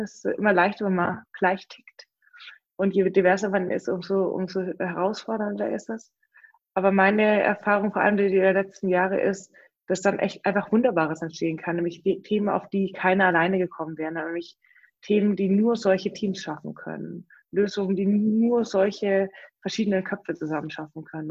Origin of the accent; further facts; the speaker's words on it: Stuttgart region, Baden-Württemberg, Germany; ich komme ja aus Stuttgarter Region